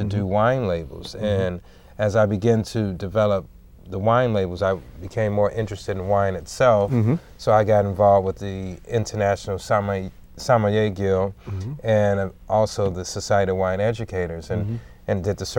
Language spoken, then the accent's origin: English; Chicago, Illinois, United States; Chicago, my hometown